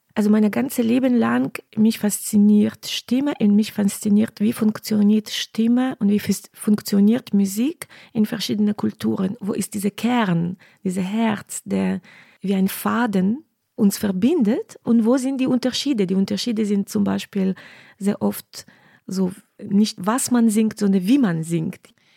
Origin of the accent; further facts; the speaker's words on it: Western Ukraine, Ukraine; German is a second language; moved away as an adult; now in Cologne, Germany; ich bin in Westen Ukraine aufgewachsen